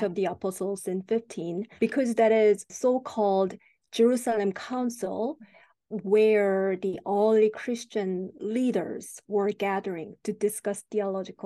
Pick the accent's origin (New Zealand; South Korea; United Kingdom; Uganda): South Korea; moved away; I'm originally from South Korea.